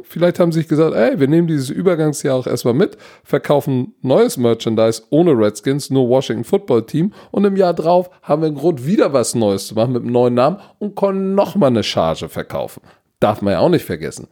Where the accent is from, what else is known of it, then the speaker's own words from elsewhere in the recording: Germany; wir als Deutsche